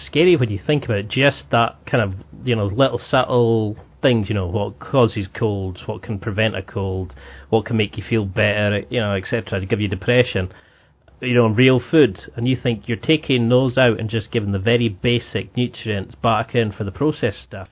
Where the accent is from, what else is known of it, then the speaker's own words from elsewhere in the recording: Highlands of Scotland, United Kingdom; I grew up in the Highlands of Scotland